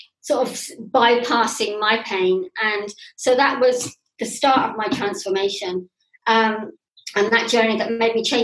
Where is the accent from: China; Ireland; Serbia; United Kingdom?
United Kingdom; England; moved away as an adult; also born or lived in Bath; now in Turkey; I'm English, living in Turkey